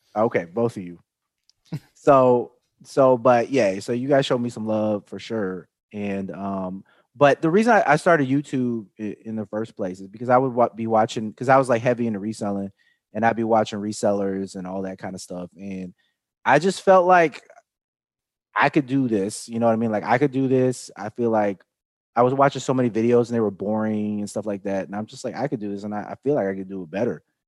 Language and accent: English; Chicago, Illinois, United States; I grew up in Chicago